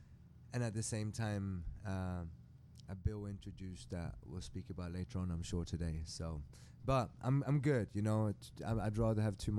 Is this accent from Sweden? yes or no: yes; Sweden; English is a second language; also born or lived in England / Germany / France / Mexico; I'm from Sweden originally. I lived in England for many years. That's why I might not sound that Swedish. But I'm very proud being from Sweden for many reasons.